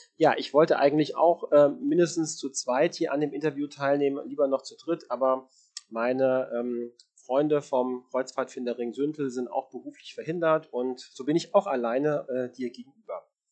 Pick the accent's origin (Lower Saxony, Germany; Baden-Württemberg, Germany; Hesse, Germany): Hesse, Germany; Marburg; ich bin auf einem Dorf groß geworden in der Nähe von Marburg oder es ist Stadtteil von Marburg in Hessen